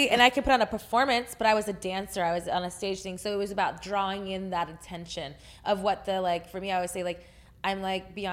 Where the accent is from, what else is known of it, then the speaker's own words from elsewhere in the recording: Texas, United States; I'm from Texas.